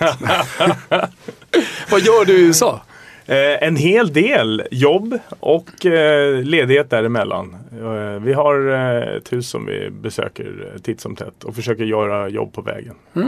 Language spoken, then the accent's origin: Swedish; Stockholm, Stockholm County, Sweden; also born or lived in Vimmerby / Västervik; där är jag uppväxt, det har präglat mig